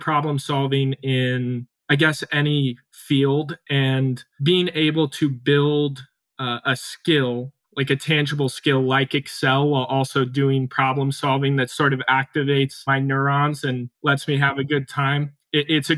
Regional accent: Salina, Kansas, United States; I'm originally from Salina, Kansas

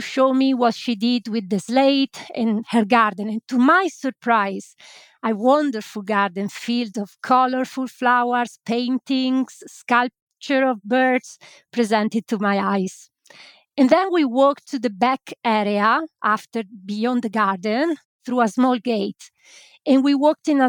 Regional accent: Italy; now in Lancashire, United Kingdom; I live in Lancashire and I am an Italian migrant myself

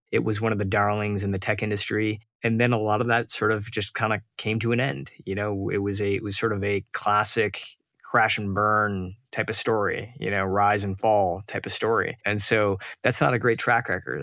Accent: Detroit, Michigan, United States; I grew up outside of Detroit, but we would take frequent trips to India

